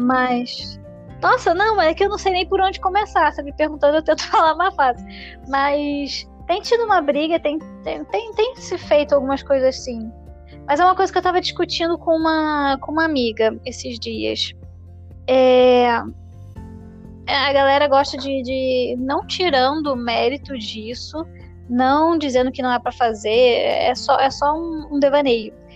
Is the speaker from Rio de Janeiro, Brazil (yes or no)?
yes; Niterói, Rio de Janeiro, Brazil; Eu sou carioca de Niterói.